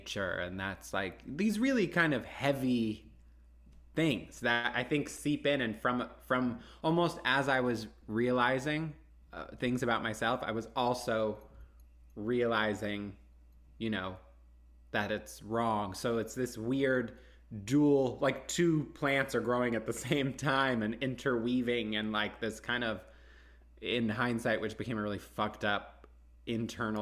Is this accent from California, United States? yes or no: no; Houston, Texas, United States; moved away as an adult; I grew up in Houston